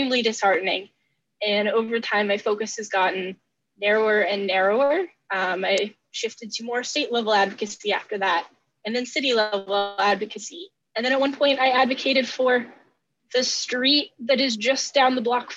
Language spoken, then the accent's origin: English; Diller, Nebraska, United States; I grew up in Nebraska in a small town called Diller, population like 260 or so.